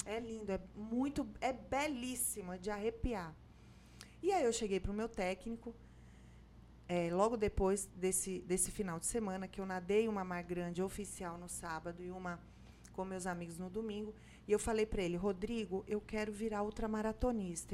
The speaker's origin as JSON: {"language": "Portuguese", "region": "São Paulo", "country": "Brazil", "moved": "as an adult", "lives_now": "Salvador, Brazil", "said": "Eu sou paulista, mas eu moro aqui há 21 anos."}